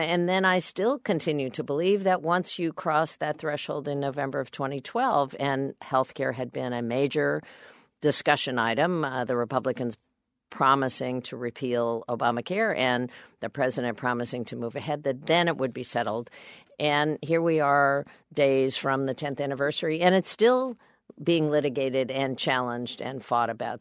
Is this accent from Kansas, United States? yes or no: yes; Kansas, United States; I'm a Democrat from Kansas